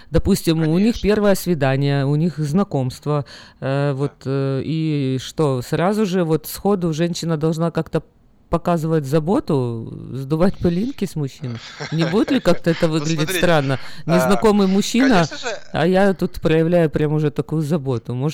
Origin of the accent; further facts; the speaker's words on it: Ukraine; moved away as an adult; now in United States; Я из Украины приехал, мы постоянно сидели на диетах, постоянно худели. В Америке здесь нету такого ажиотажа.